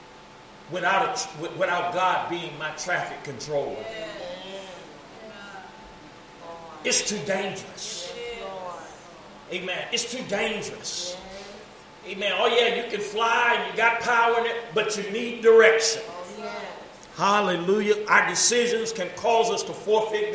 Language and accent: English; East St. Louis, Illinois, United States; I grew up in Oral Weathers projects